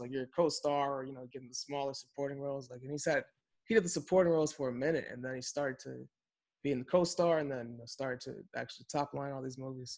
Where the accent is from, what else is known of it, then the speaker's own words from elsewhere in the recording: Chicago, Illinois, United States; we grew up in Chicago during that era, but we were young